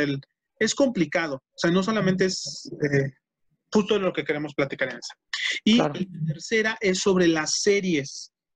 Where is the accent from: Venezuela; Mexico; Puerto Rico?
Mexico; la mayoría de los estandoperos en nuestro país